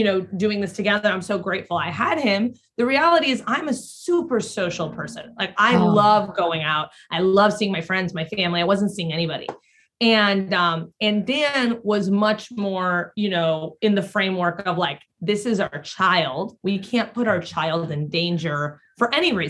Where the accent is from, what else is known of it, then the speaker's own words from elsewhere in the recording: Mexico; moved away; I grew up in Mexico